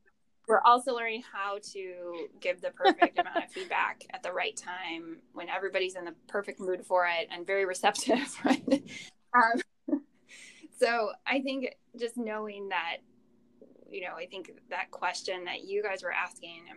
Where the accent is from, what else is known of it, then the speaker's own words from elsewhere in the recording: Minnesota and Wisconsin, Upper Midwest, United States; I grew up in, you know, the upper Midwest, Minnesota and Wisconsin.